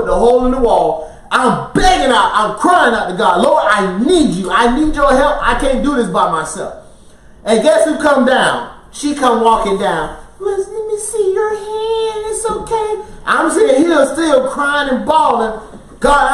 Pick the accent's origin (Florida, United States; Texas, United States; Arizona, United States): Florida, United States; moved away; also born or lived in Alaska; we're originally from Florida